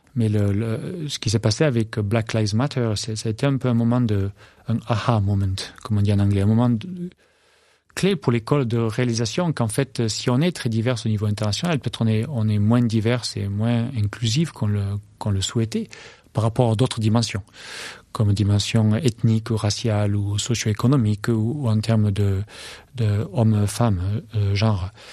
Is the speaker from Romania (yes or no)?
no; France; moved away as an adult; also born or lived in Minneapolis / London / Wisconsin; je rentre en France, euh, pour être agriculteur